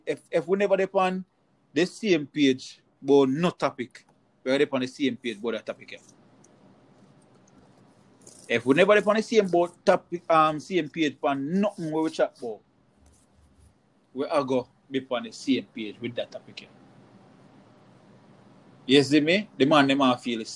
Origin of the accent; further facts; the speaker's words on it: Jamaica; moved away; We are Jamaican